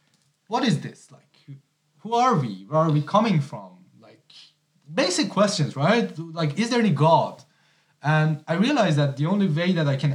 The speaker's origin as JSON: {"language": "English", "town": "Hamadan", "region": "Hamadan Province", "country": "Iran", "also_born_or_lived": "Tehran, Iran", "moved": "as an adult", "lives_now": "Germany", "said": "Yeah, I am from Iran. I'm coming from a small town called Hamadan."}